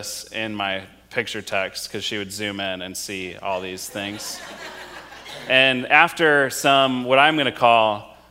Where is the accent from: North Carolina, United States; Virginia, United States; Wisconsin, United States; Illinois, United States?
Wisconsin, United States; moved away; both my wife and I grew up in Wisconsin